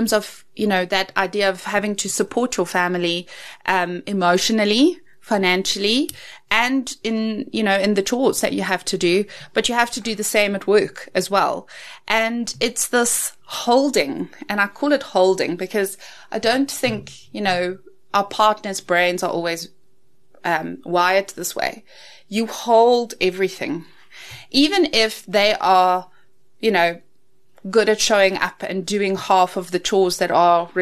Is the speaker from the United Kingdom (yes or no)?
no; South Africa; growing up in the Afrikaans culture